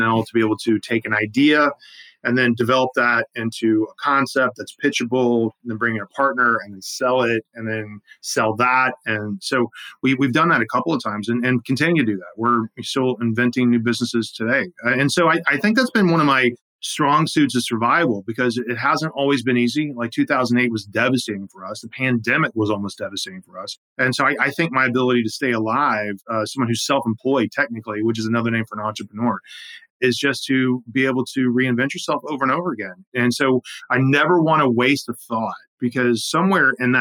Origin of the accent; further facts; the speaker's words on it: South Carolina, United States; moved away as an adult; also born or lived in Manhattan, New York; I grew up in South Carolina, I'd been there.